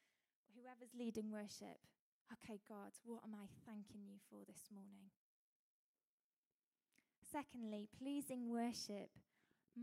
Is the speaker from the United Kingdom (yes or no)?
yes; United Kingdom; as British people we